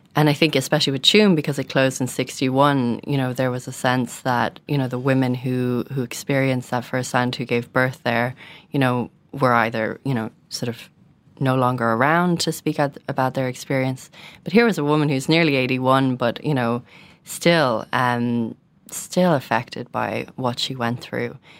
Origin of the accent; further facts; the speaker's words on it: Dublin, Leinster, Ireland; a young woman growing up in Dublin